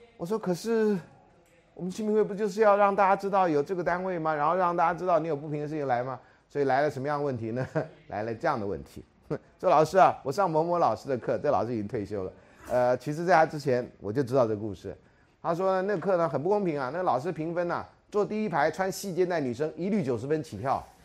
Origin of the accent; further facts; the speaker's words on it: Taiwan; 我们台湾人